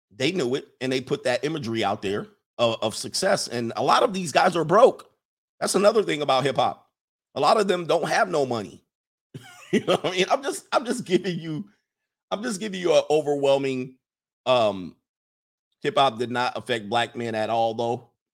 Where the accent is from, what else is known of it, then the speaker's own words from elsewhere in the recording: Los Angeles, California, United States; moved away; also born or lived in Midwest, United States; I grew up in the South Bay in Los Angeles in the Crips and the Blood days